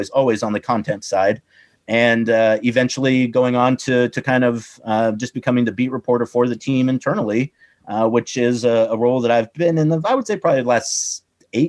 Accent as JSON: {"language": "English", "town": "Newberg", "region": "Oregon", "country": "United States", "tie": "born or raised there", "also_born_or_lived": "Sacramento, California", "said": "I grew up mostly in Newburgh, went to high school in Newburgh"}